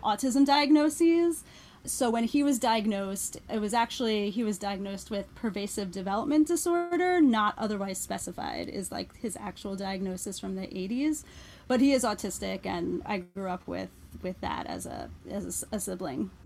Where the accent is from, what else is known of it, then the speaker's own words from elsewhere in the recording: Philadelphia, Pennsylvania, United States; I grew up outside of Philadelphia in the Philadelphia